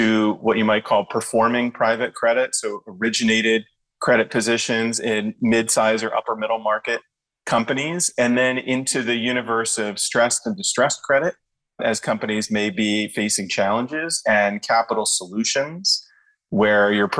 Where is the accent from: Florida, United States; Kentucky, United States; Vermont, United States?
Florida, United States; Miami; my hometown it's an interesting one. It's Miami, Florida